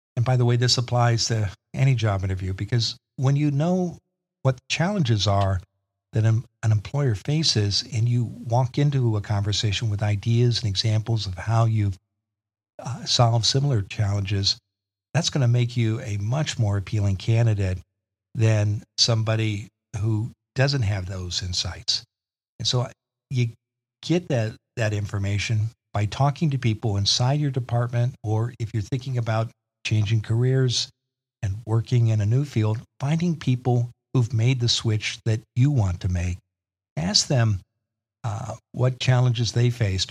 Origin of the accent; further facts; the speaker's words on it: Eastern Iowa, United States; moved away as an adult; also born or lived in Washington, D.C.; I grew up in the Midwest in Eastern Iowa